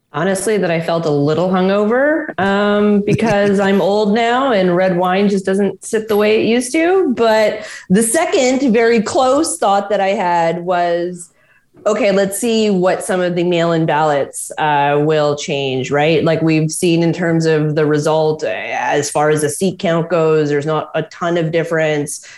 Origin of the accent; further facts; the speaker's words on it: Quebec, Canada; I'm from Quebec